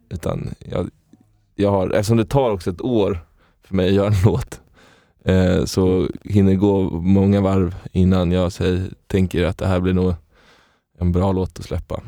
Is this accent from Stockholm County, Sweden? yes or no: yes; Stockholm, Stockholm County, Sweden; jag är från Stockholm, från Stockholm. Innerst, inne, innerstaden. Uppväxt i, i, i lägenhet